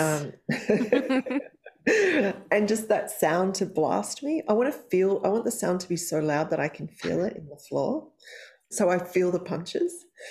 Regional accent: Australia; I'm Australian

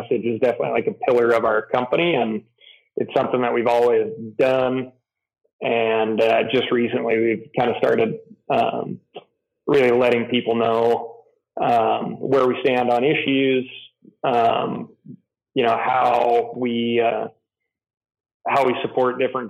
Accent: Missoula, Montana, United States; I grew up in Montana, fifth generation of the fam.

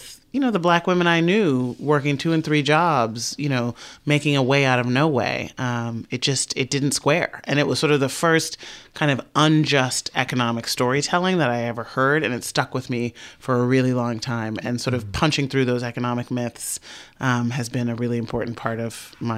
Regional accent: Chicago, Illinois, United States; I grew up in Southside in the 1980s, which was very, it was a very thick kind of black middle-class, working middle-class community

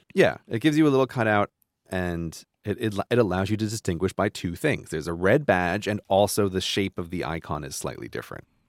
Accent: New York, United States; I grew up in New York

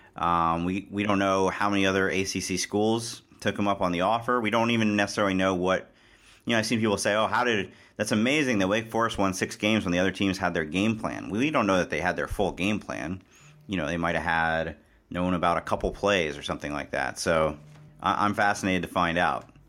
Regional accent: Cincinnati, Ohio, United States; I grew up in Cincinnati

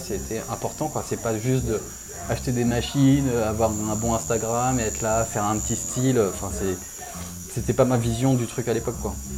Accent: Réunion; moved away as an adult; also born or lived in Lyon; je viens de La Réunion. Je suis arrivé en France il y a une dizaine d'années pour les études.

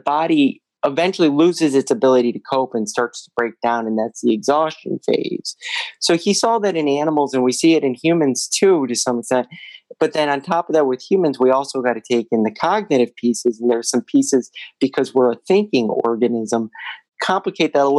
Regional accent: Toledo, Ohio, United States; also born or lived in Missouri; now in Cleveland, United States; I grew up in Toledo, Ohio

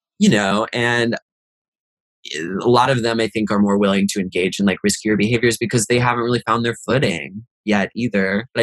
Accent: Virginia, United States; moved away as an adult; now in New York, United States; We're from Virginia

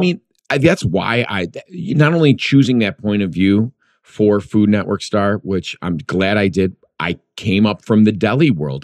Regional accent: Chicago, Illinois, United States; I grew up in Chicago, the Midwest.

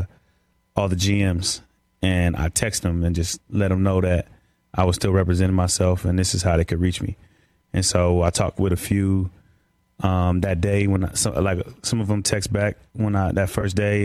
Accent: California, United States; moved away; also born or lived in Seattle; I'm from Cali

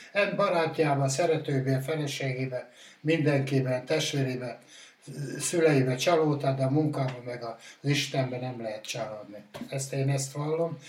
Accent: Hungary; also born or lived in Salgótarján area; Én, én, én bükkoránosan születtem, a Vöklábánál, az ország egyik legszebb fal, faluja tényleg

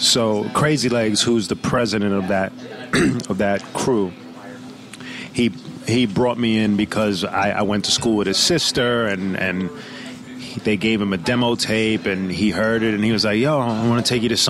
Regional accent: Brooklyn, New York, United States; I was born in Kings County Hospital, which is deeper into Brooklyn near Sheepshead Bay. My mother was born in Brooklyn. Her parents are from Italy, but my mother was born in Brooklyn, and I was born in Brooklyn.

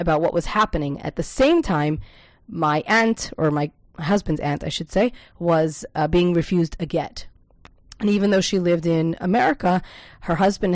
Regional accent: Lakewood, New Jersey, United States; now in Israel; I personally was born and raised in Lakewood, New Jersey

